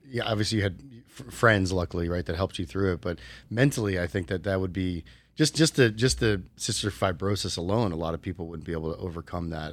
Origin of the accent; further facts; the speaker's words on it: New Jersey, United States; moved away as an adult; also born or lived in Arizona; now in Las Vegas, United States; I grew up in New Jersey, went to Rutgers University